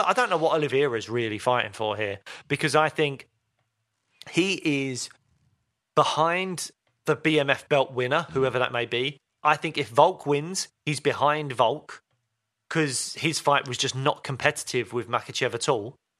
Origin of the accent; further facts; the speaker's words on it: United Kingdom; we're British